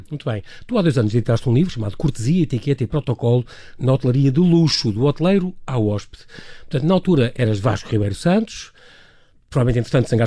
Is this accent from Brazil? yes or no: no; Portugal; nós somos portugueses